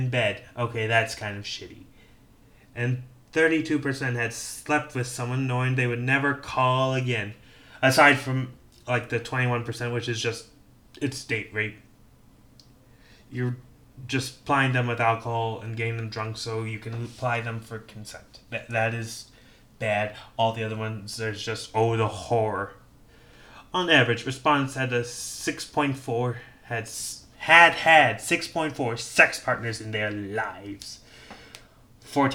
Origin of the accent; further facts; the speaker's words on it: Illinois, United States; my home state of Illinois